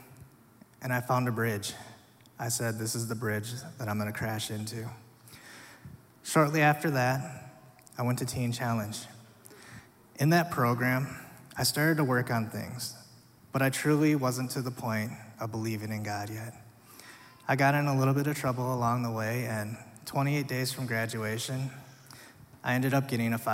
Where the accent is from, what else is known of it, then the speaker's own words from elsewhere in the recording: Minnesota, United States; also born or lived in South Korea; I was eventually adopted to a family here in Minnesota